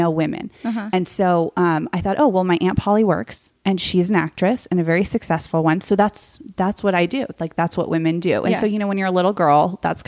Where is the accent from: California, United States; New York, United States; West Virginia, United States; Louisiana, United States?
California, United States; Silicon Valley; So I grew up in Silicon Valley, like before it was Hollywoodized